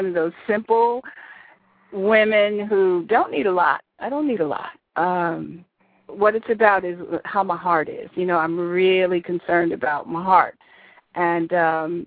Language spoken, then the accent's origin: English; Massachusetts, United States; born or raised there; moved away